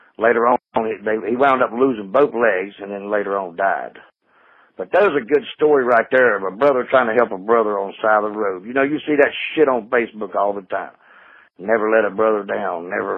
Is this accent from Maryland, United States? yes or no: no; North Carolina, United States; now in upstate New York, United States; I'm from North Carolina